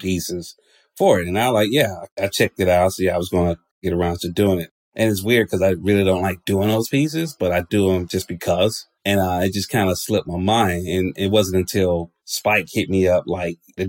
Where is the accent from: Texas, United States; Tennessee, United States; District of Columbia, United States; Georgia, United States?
Georgia, United States; Atlanta; I'm from Georgia. And the reality of it is, even living in a place like Atlanta, which is predominantly black